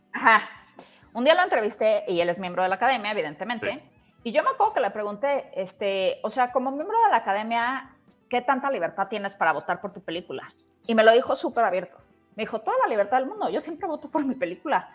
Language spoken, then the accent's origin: Spanish; Mexico; somos mexicanos